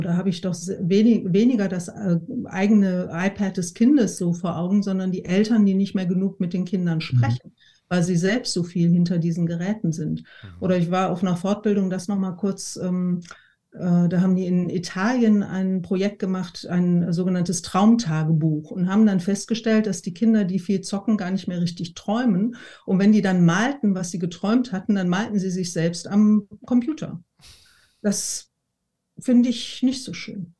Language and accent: German; Essen, North Rhine-Westphalia, Germany; wir sind in Essen aufgewachsen